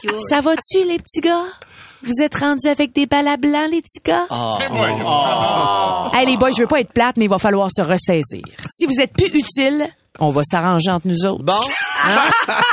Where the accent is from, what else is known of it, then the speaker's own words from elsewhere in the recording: Quebec, Canada; je viens de Québec